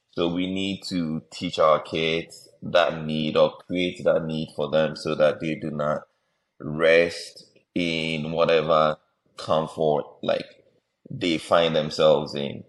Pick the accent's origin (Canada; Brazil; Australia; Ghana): Ghana; Most of us growing up in Ghana